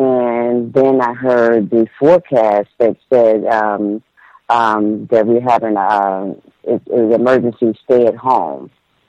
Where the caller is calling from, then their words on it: Toronto, Ontario, Canada; Hi, B. I'm from Toronto.